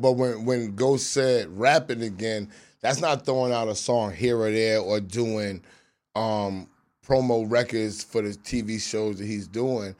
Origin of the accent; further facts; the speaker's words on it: New York City, New York, United States; I'm from Southside Jamaica, Queens